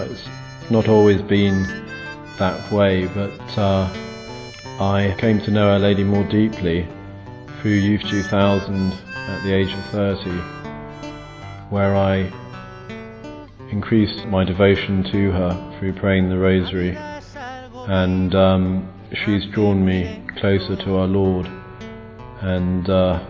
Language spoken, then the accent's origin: English; England, United Kingdom; I'm from England.